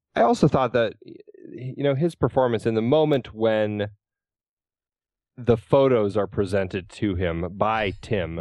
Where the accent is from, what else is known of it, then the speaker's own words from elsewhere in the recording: United States; as Americans